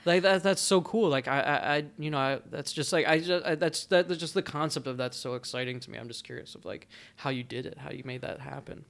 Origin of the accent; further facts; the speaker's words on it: New Jersey, United States; moved away; I grew up in New Jersey